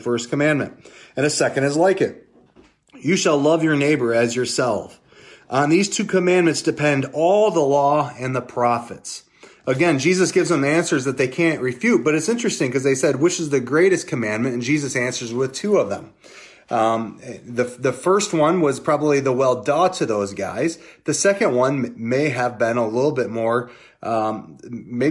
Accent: United States; as an American

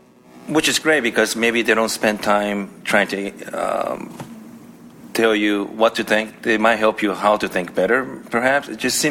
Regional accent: Washington, United States; Growing up in Washington State, I'm sure I probably met Jewish people, but it wasn't pronounced, you know what I mean?

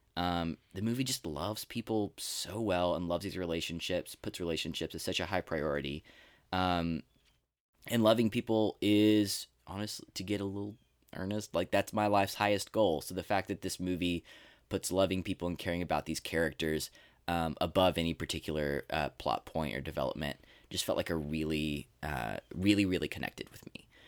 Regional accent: Texas, United States; born or raised there

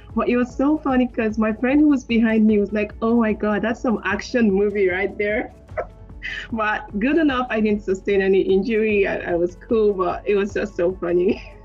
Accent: Nigeria; I'm Nigerian

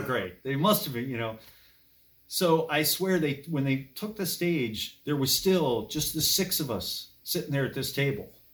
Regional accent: Berwyn Heights, Maryland, United States; now in Gaithersburg, United States; I grew up in Berwyn Heights, and it was a good place to grow up at the time

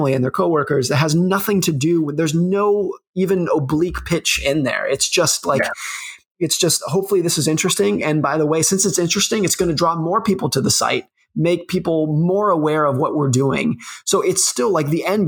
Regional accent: New York City, New York, United States; I was born in New York City

